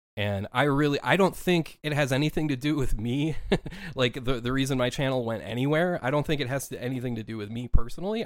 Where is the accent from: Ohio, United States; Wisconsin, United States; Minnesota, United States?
Minnesota, United States; moved away as an adult; I was born and raised in Minnesota for my first thirty-two years of my life